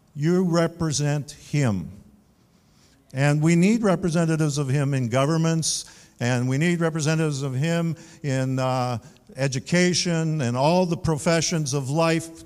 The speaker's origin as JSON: {"language": "English", "country": "Canada", "said": "Now, I'm proudly Canadian. I identify with being a Canadian."}